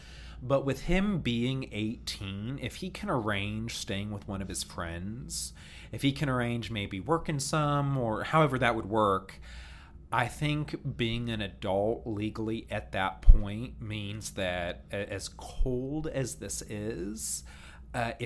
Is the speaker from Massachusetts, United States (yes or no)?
no; Baltimore, D.C. area, Maryland, United States; moved away; I grew up around Baltimore, D.C.